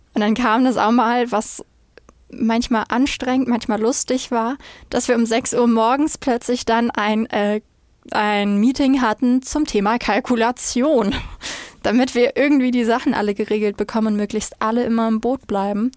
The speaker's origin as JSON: {"language": "German", "town": "Flensburg", "region": "Schleswig-Holstein", "country": "Germany", "said": "komme aus dem wunderschönen, kleinen, aber etwas verschlafenen Flensburg direkt an der dänischen Grenze"}